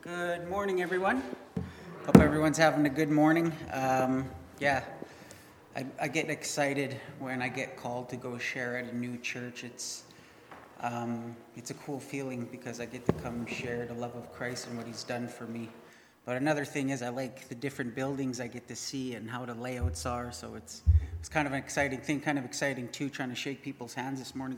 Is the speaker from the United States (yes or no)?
no; Winnipeg, Manitoba, Canada; I grew up in Winnipeg.